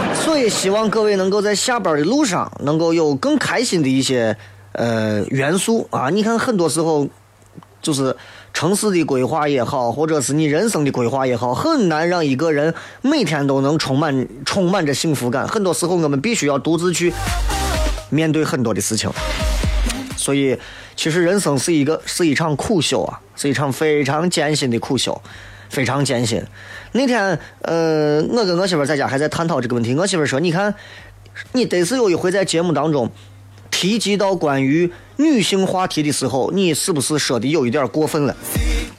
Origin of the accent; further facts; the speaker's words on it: China; 为啥我们中国人这么厌恶死亡，